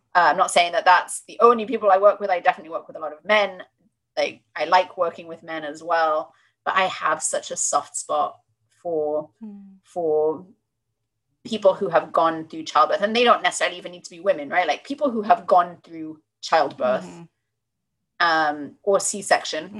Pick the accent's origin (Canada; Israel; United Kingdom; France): United Kingdom; accent: British; now in United States; I'm clearly British from from my accent